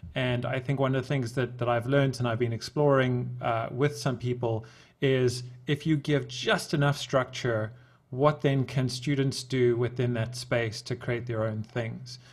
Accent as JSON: {"language": "English", "country": "South Africa", "said": "I'm from South Africa"}